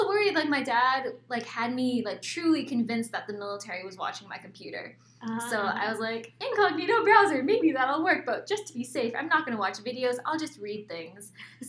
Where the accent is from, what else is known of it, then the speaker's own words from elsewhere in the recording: Georgia, United States; now in Arizona, United States; I grew up in Georgia because that's where we did spend the most time